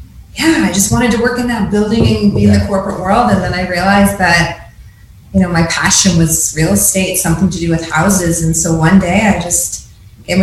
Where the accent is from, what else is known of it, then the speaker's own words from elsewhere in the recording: Woodstock, Ontario, Canada; So I grew up in Woodstock, Dairy Capital, Canada. So just a small town.